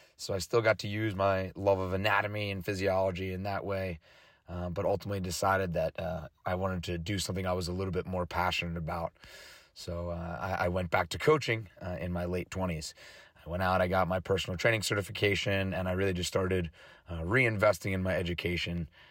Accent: West Chester, Pennsylvania, United States; I grew up around here in the Westchester area uh, where I went to Malvern Prep

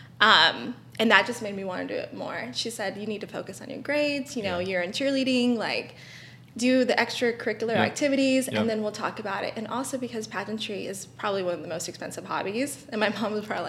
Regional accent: Barstow, California, United States; I grew up in Barstow.

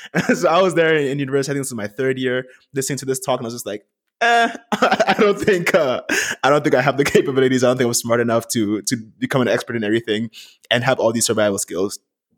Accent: Vienna, Austria; moved away as an adult; also born or lived in Ghana / Vancouver, Canada; Originally, I was born in Ghana, but I moved to Vienna, Austria when I was around 5 years old. My dad had to move for work at the United Nations. So I went to school there, grew up there

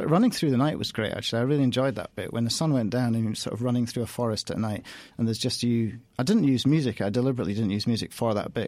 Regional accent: Edinburgh, Scotland, United Kingdom; also born or lived in London; I'm from Edinburgh

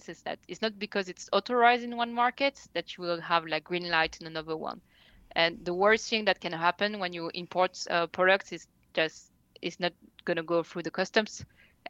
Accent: France; I was born and raised in France, but I'm actually only half French

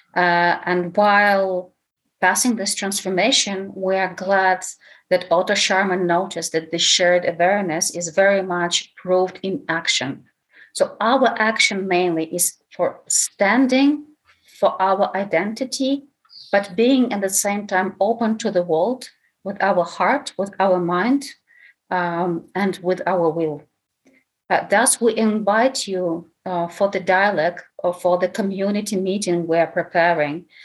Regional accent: Lviv, Lviv Oblast, Ukraine; English is a second language; now in Kyiv, Ukraine; Although I was born in Lviv, I've been living in Kiev already for a long time

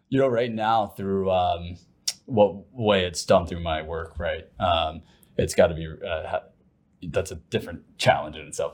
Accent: Ohio, United States; moved away as an adult; also born or lived in Plano, Texas; now in Lucas, United States; originally from Ohio and, and I've lived in Plano for the most of twenty ten to twenty twenty-two

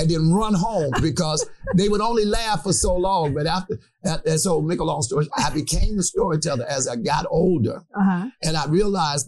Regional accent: Chicago, Illinois, United States; as a child, I grew up in State Where God Is, as I said. And I used to go to a school called Raymond.

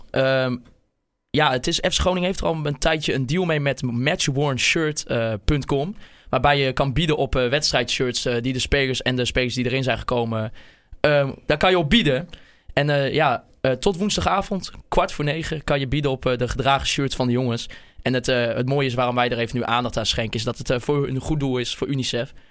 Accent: Groningen, Netherlands; ik ben een Groninger

